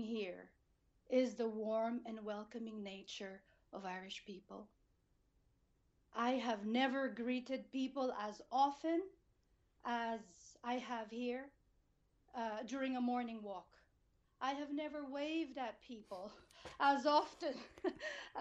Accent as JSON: {"language": "English", "country": "Philippines", "tie": "born or raised there", "also_born_or_lived": "United States / United Kingdom", "moved": "yes", "lives_now": "Cork, Ireland", "said": "I was born and raised, educated in the Philippines, educated in America, lived in the UK, and now Ireland is home"}